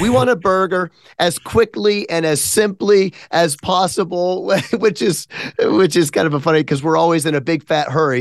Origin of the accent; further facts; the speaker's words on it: Memphis, Tennessee, United States; I'm from Memphis.